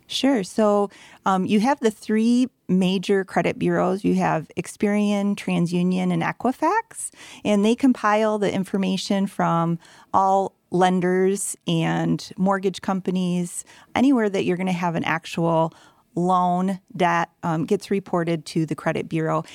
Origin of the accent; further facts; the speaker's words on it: Grand Rapids, Michigan, United States; I'm born and raised in Grand Rapids